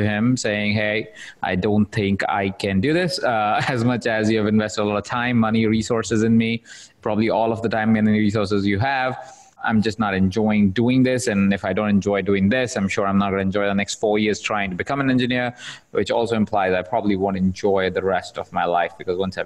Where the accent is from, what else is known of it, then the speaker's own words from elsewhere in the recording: India; So I was born in India. So I'm from India. I was born in a household of about 23 other people sharing the same space